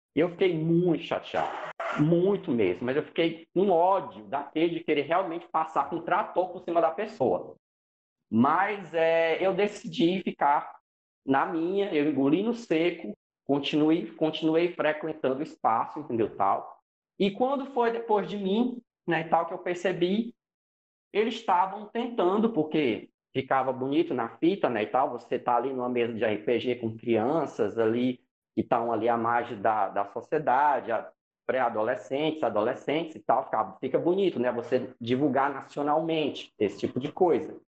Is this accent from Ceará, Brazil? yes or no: yes; Fortaleza, Ceará, Brazil; sou de Fortaleza, né, e tal, aqui no, no Ceará